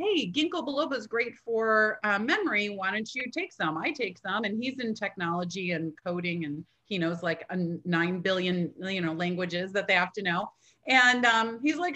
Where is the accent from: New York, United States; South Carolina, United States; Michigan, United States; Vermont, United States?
Michigan, United States; now in North Carolina, United States; I'm from Michigan, like right there. And so, but I grew up as a Midwest girl